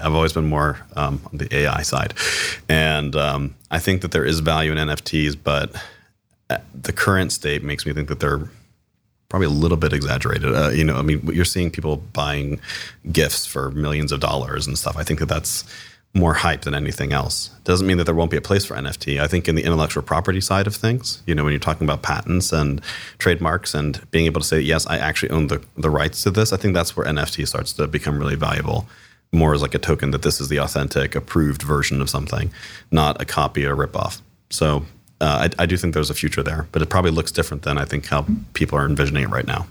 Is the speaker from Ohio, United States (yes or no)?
yes; Cincinnati, Ohio, United States; now in Columbus, United States; I was born and raised in Cincinnati, Ohio, so one of the other Cs. Um, I grew up on the West Side